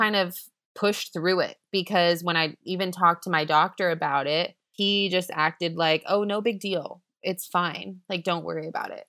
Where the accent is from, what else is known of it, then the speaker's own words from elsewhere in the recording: Florida, United States; moved away as an adult; now in Chengdu, China; we're from the U S, we're from Florida, the Sunshine